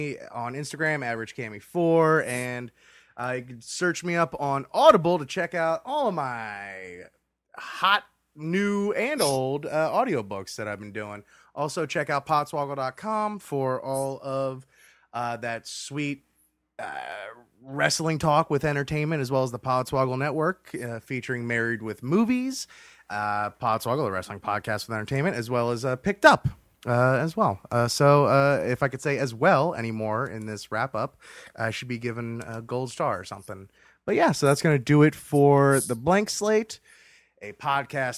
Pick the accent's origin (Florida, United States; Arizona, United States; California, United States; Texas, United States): Florida, United States; South; where we grew up in South Florida